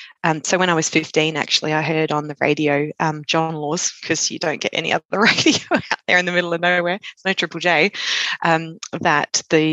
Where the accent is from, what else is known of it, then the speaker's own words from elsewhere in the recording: Sapphire, Queensland, Australia; also born or lived in Emerald, Queensland; now in South Australia, Australia; So I was born up in Queensland in a very small mining town. We lived in a town called Sapphire.